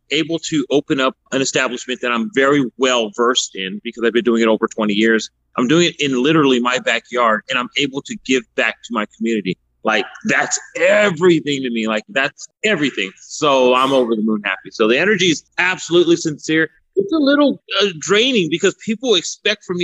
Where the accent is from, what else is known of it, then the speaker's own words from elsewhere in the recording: San Antonio, Texas, United States; also born or lived in Miami, Florida / Houston, Texas; We moved to Houston, and I moved to San Antonio when I was about maybe 9. But I've always lived on the south side.